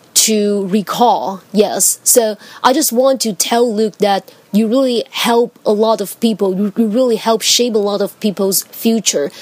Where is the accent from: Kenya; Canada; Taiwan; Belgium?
Taiwan; English is a second language; I come from Taiwan